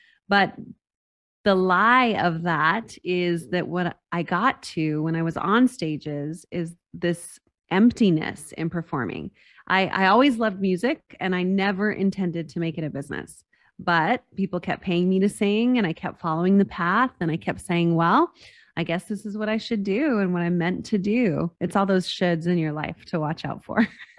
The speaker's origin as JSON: {"language": "English", "town": "Las Cruces", "region": "New Mexico", "country": "United States", "tie": "born or raised there", "said": "I grew up in Las Cruces, New Mexico, which is a very small town, a border town near El Paso, Texas."}